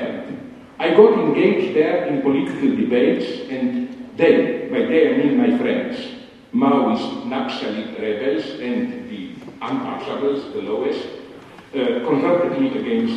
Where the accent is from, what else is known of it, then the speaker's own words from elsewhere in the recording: Slovenia; English is a second language; English was also not my native language